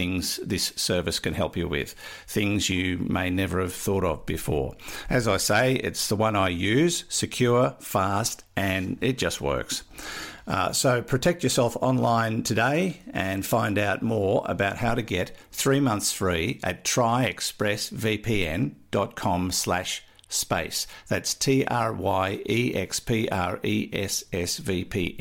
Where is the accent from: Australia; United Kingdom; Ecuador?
Australia; I'm Australian